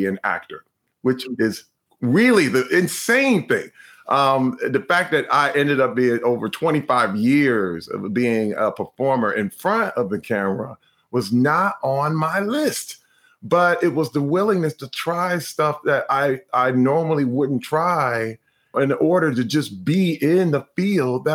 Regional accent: Flint, Michigan, United States; when I was a little kid growing up in Flint, Michigan

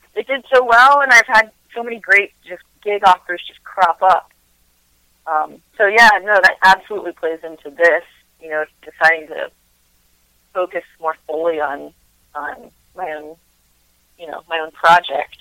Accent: Front Royal, Virginia, United States; also born or lived in Nashville, Tennessee / Winchester, Virginia; I grew up in Front Royal

